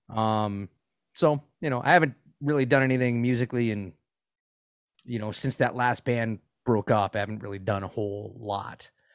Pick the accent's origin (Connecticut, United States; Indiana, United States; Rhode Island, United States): Rhode Island, United States; Providence; now in Gainesville, United States; I grew up in Providence